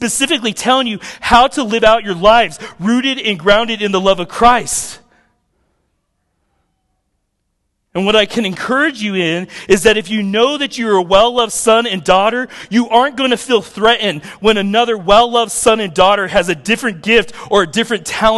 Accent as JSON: {"language": "English", "country": "United States", "said": "I'm an American"}